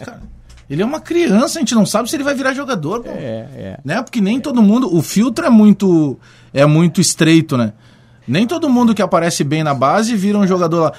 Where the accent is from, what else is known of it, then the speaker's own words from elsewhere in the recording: Porto Alegre, Rio Grande do Sul, Brazil; eu fui criado na Restinga, na zona sul de Porto Alegre